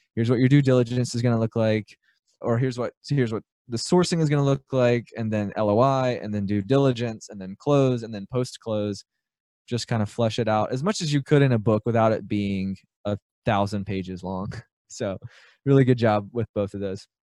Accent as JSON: {"language": "English", "town": "Birmingham", "region": "Alabama", "country": "United States", "tie": "born or raised there", "said": "I grew up in Birmingham, Alabama. I still live here."}